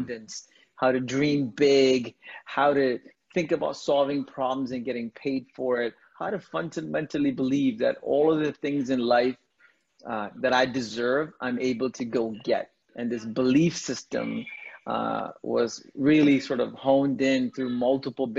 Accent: India; moved away; I'm an immigrant. I was born in India to a very large family.

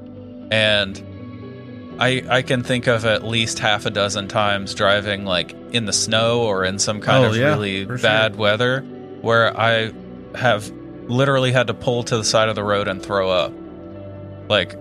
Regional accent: Indiana, United States; growing up in Indiana

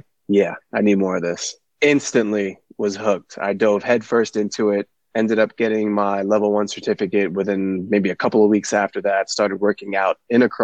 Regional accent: New York City, New York, United States; also born or lived in Long Island, New York / Bayport, New York; I'm a New York native. I grew up in Brooklyn, moved here to Long Island in the middle of high school, ninth grade.

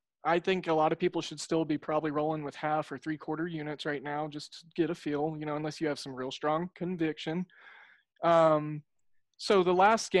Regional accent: Oklahoma, United States; Hey, I'm from Oklahoma.

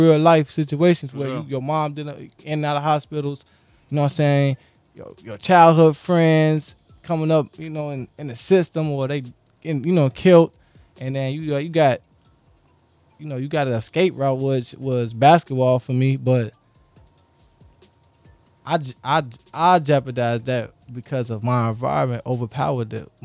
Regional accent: Aurora, Illinois, United States; also born or lived in West Side, Chicago / South Side, Chicago; my city, Aurora. Grew up on Aurora

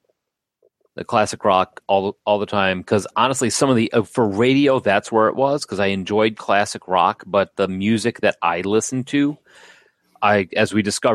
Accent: Bolingbrook, Illinois, United States; I was in the Bolingbrook in Chicago

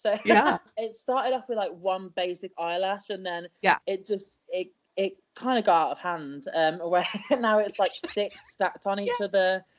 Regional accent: United Kingdom; So I am a British wrestler

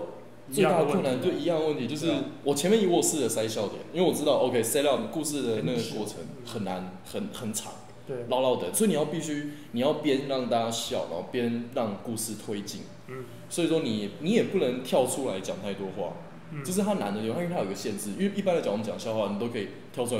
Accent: Douliu, Yunlin County, Taiwan; 因为我老家在斗六。

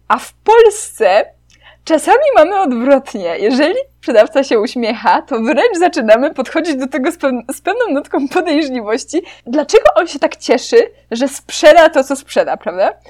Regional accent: Poland; Byłam ja z Polski

